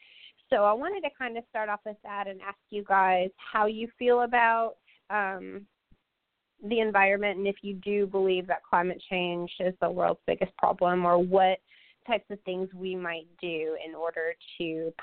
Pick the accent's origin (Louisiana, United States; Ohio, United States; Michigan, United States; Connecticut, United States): Michigan, United States; now in Little Rock, United States; I grew up in Michigan and now I live in Little Rock, Arkansas